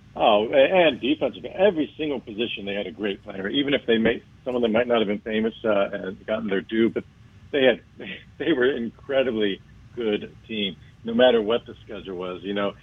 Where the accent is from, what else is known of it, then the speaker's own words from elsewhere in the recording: Miami, Florida, United States; Miami was very different back then. You know, I grew up there. Um, I, we moved there in 1966